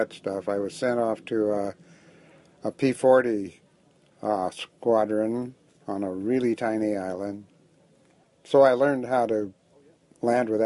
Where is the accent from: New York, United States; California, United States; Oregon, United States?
California, United States; also born or lived in Calexico, California; I'm from California. I was born in a place I don't remember called Calexico